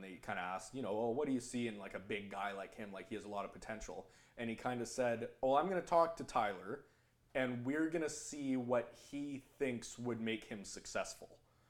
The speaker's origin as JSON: {"language": "English", "country": "Canada", "said": "as a Canadian hockey fan"}